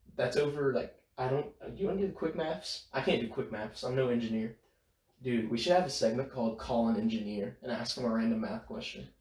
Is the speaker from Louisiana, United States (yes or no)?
yes; Bossier City, Louisiana, United States; I am from Bossier City, Louisiana.